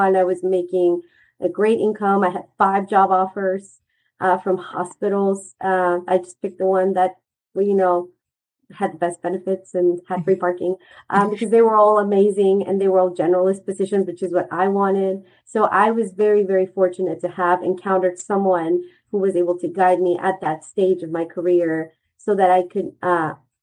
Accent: Mexico City, Mexico; also born or lived in North Carolina / Little Rock, Arkansas; now in Kansas, United States; I'm originally from Mexico, the country. So I was born and raised in Mexico City.

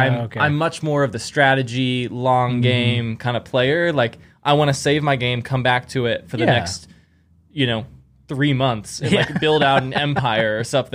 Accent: Kansas City, United States; I grew up in Kansas City

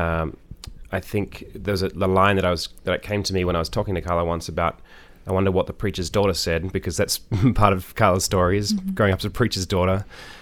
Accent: Australia; moved away as an adult; also born or lived in Brooklyn, United States; now in United States; I'm an Australian singer-songwriter. I've lived in the States for 7 years, mostly in Brooklyn

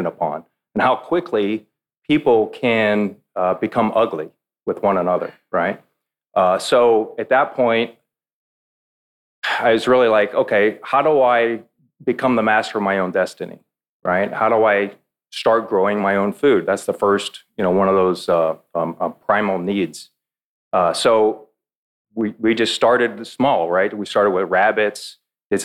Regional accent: Georgetown, Texas, United States; also born or lived in south of Houston; now in Central Texas, United States; we moved back to Central Texas. I'm from Georgetown originally

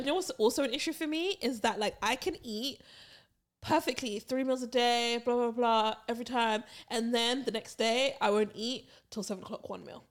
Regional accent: Barbados; when we were growing up in Barbados

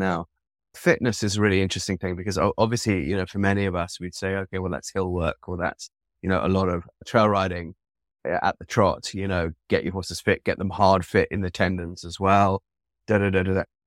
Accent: London, United Kingdom; I was brought up in London

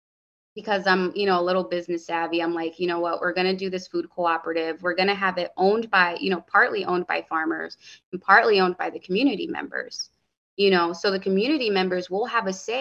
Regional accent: Hartford, Connecticut, United States; growing up in Hartford, the bodegas, the corner store, they fed me and my sisters

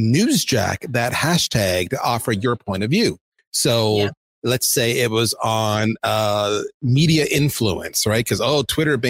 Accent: Canada; I'm Canadian

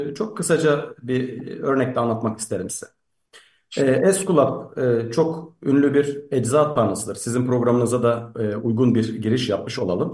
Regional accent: Antakya, Hatay, Turkey; now in Istanbul, Turkey; ben e, Antakya e, doğumluyum. Antakya'yı e, yaşamış bir insanım ama e, şu anda İstanbul'da yaşıyorum.

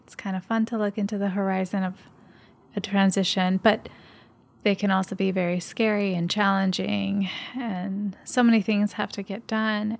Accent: Puerto Rico; moved away; also born or lived in Michigan / California; I had lived in Michigan for a big portion of my life, and I grew up in Puerto Rico.

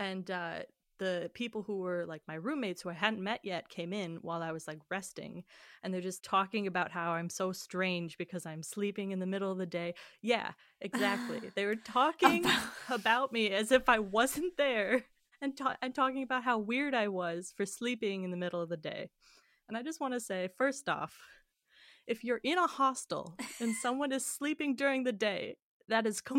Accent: Illinois, United States; I'm from Illinois.

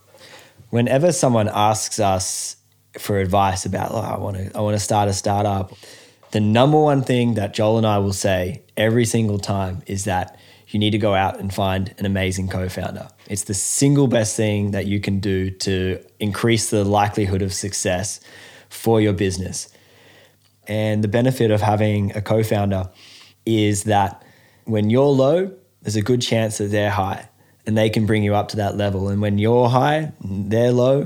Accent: Australia

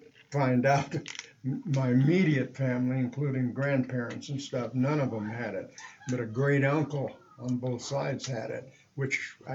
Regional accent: Michigan, United States; also born or lived in California, United States / New Mexico, United States / Alaska, United States; I grew up in, I was born in Michigan, but then I moved to California. We lived in New Mexico and moved to Alaska in 78.

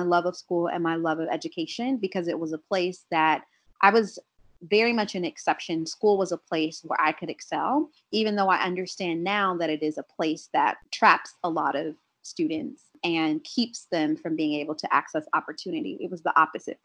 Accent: Columbus, Ohio, United States; moved away; I'm from Columbus, Ohio originally

